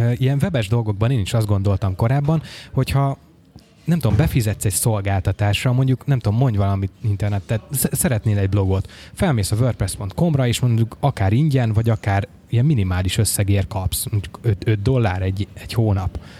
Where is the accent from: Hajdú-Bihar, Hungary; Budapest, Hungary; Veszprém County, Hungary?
Veszprém County, Hungary; Nagyvázsony; moved away; otthon Nagyvázsonyban